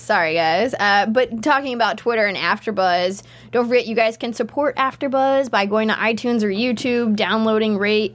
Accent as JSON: {"language": "English", "region": "Pennsylvania", "country": "United States", "said": "I'm from Pennsylvania"}